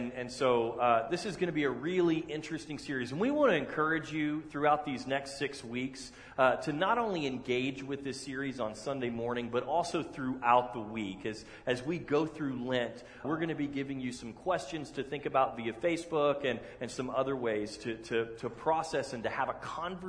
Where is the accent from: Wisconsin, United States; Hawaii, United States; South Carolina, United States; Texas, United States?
Texas, United States; moved away; I'm from Texas.